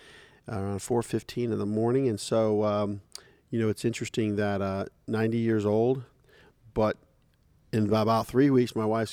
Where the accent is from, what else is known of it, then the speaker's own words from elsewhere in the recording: Dayton, Ohio, United States; born there; I was born in Dayton, Ohio.